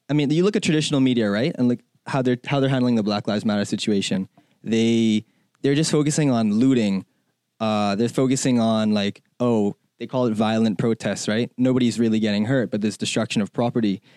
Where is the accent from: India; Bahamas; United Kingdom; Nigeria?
Bahamas; moved away as an adult; also born or lived in China; now in United States; I'm from the Bahamas